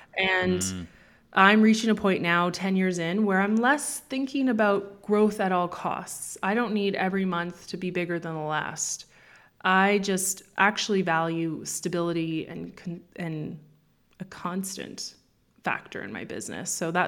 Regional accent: Canada; moved away as an adult; also born or lived in Toronto; now in Spain; I was born in Canada.

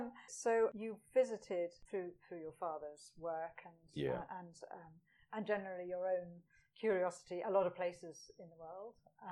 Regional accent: Edinburgh, Scotland, United Kingdom; I'm from Edinburgh.

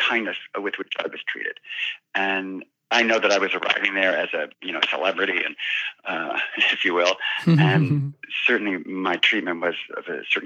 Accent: Tacoma, Washington, United States; also born or lived in California; we grew up in the Seattle area and Tacoma in particular when I was in high school.

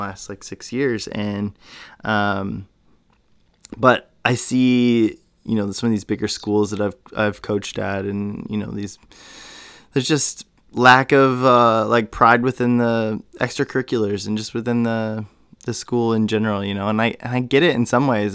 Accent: Indiana, United States; grew up in a small town as well in Indiana

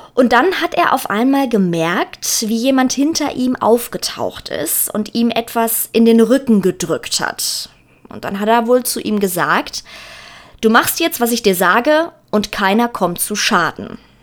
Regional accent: Germany; hier bei uns in Deutschland

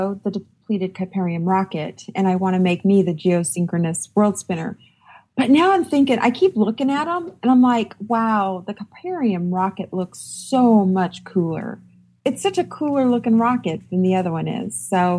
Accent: New Mexico, United States; But growing up in New Mexico, I heard that a lot.

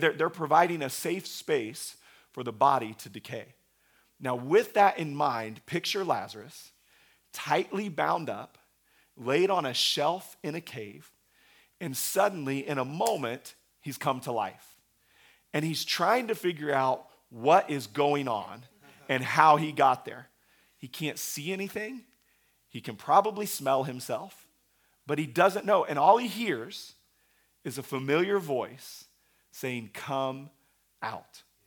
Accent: Oklahoma, United States; we have a, a large Christian university in my hometown.

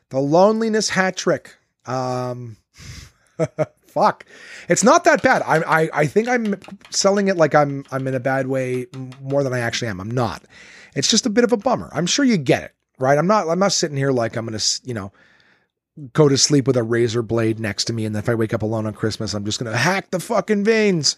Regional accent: Ottawa, Ontario, Canada; Absolute Comedy in Ottawa, my hometown, my home club

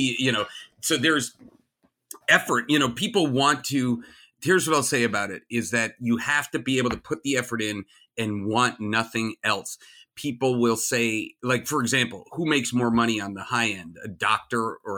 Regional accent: New Jersey, United States; I grew up in New Jersey, in like the gardeny part of New Jersey and farm country New Jersey

